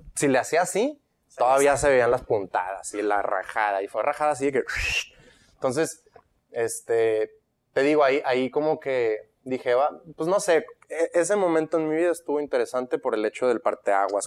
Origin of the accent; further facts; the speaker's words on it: Monterrey, Nuevo León, Mexico; also born or lived in Guadalajara, Jalisco, Mexico; me mudo a Monterrey y con toda mi familia a los 10 años